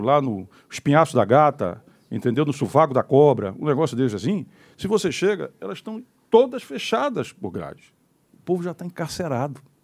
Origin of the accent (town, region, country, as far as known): Pernambuco, Brazil